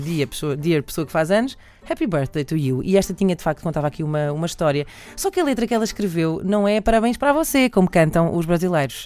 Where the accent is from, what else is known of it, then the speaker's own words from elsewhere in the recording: Lisbon, Portugal; Nasci muito perto da Gulbenkian, numa clínica que havia na altura